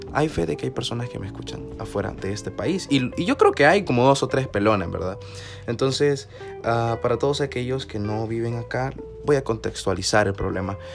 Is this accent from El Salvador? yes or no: yes; El Salvador; como salvadoreños. Somos fuertes, somos cachimbones